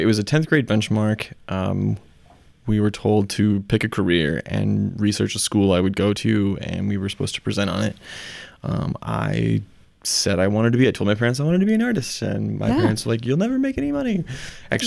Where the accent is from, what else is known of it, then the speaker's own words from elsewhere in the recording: Mason City, Iowa, United States; We were from Mason City